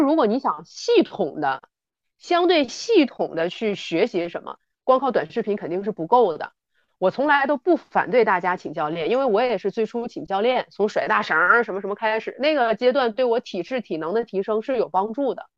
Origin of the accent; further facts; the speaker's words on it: Northeast China, China; 我是东北人，这个冬天身为东北人我特别感谢有那么多南方的小伙伴儿啊，来到我们东北做客，都知道我们东北人是特别实在的